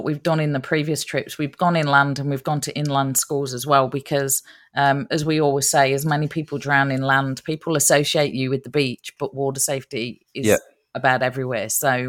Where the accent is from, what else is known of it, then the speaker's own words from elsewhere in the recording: Nottingham, East Midlands, United Kingdom; accent: Nottingham; I've got to go back and, you know, refresh my accent again, because I'm sounding so Aussie. I got to go back and, you know, get it. Nottingham.